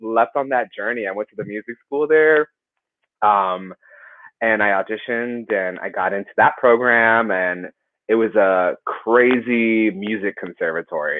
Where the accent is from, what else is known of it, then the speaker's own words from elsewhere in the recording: Miami, Florida, United States; I'm originally from Miami, Florida.